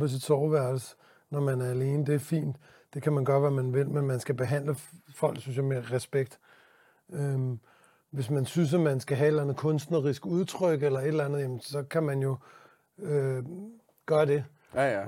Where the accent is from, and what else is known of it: Denmark